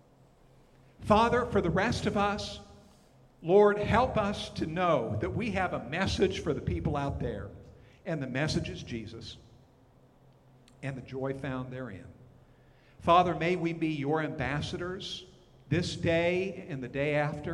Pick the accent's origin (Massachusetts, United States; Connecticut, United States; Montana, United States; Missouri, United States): Montana, United States; moved away as an adult; also born or lived in Texas / Oklahoma; I'm from Montana, but we served, Paula and I did, in Texas for a number of years in Oklahoma